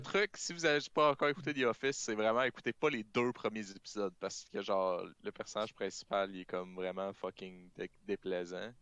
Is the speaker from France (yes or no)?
no; Canada; on est des Canadiens fucking whack avec des poches de lait